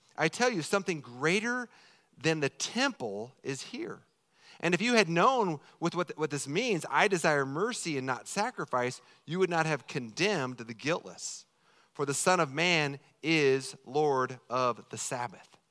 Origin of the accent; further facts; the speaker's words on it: Colorado, United States; moved away; I'm fourth generation from Colorado